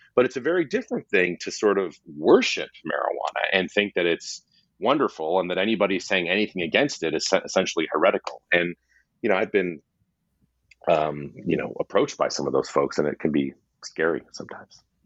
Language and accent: English; West Coast, United States; I'm from the West Coast where that name carries far uh, you know less cachet than the East Coast